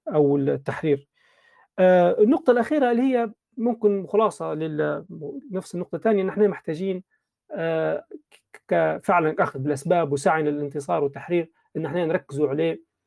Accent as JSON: {"language": "Arabic", "country": "Libya", "said": "كليبيين في بلادنا"}